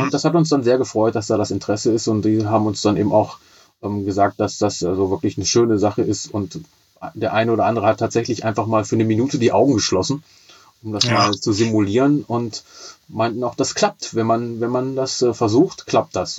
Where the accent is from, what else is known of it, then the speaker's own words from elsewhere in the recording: Braunschweig, Lower Saxony, Germany; ich bin 49 Jahre alt und gebürtiger Braunschweiger.